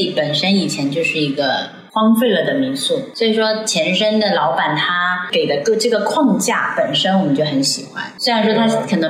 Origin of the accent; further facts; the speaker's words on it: Macau; 我是澳门人嘛，所以还是有原因。